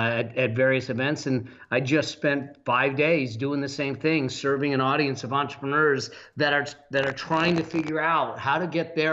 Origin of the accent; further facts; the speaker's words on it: Los Angeles, California, United States; now in Laguna Beach, United States; I actually was born and raised here in the San Fernando Valley, and my mom still lives in the same house I was raised in.